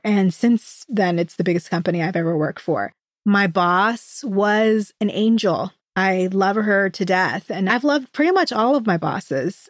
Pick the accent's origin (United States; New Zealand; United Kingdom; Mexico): United States; hometown in North Florida; also born or lived in Orlando, Florida; The new job would require me to move back to my hometown, six hours away from Orlando, where I was living at the time